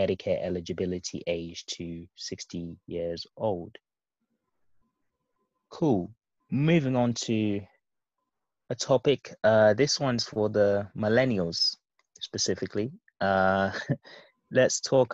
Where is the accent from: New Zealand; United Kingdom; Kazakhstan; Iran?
United Kingdom; As a Brit and, you know, as Europeans as well